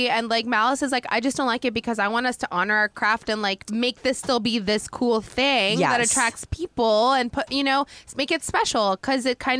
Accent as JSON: {"language": "English", "area": "outside Portland", "region": "Oregon", "country": "United States", "tie": "born or raised there", "said": "It wasn't in the town that I grew up in outside Portland"}